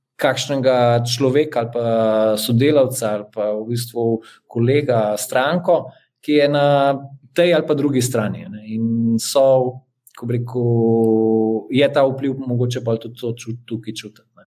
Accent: Slovenia

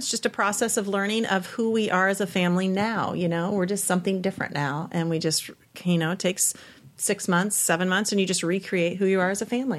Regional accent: Texas, United States; I'm from Texas. Remember when you went to Texas to pick me up?

